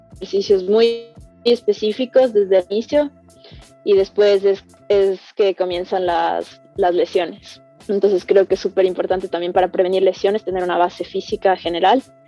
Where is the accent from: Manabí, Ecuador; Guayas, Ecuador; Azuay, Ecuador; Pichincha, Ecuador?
Pichincha, Ecuador; Quito; soy escaladora profesional de Quito